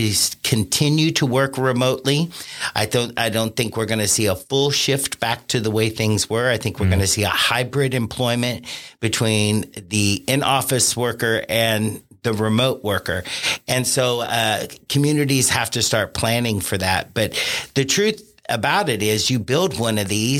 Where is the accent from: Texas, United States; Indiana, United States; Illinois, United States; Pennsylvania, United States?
Indiana, United States; Vevay; I was born and raised in Vivi, Indiana